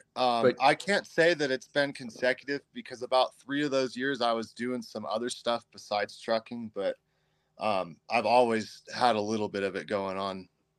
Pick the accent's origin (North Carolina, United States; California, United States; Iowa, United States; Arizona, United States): California, United States; Redding; I mean, most of my life, my young life, I spent in Northern California for the most part around Redding and the wider area.